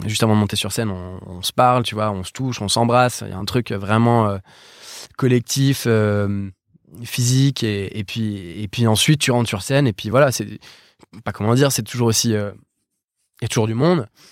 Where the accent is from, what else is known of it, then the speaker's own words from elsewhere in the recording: Paris, Île-de-France, France; on vient tous de Paris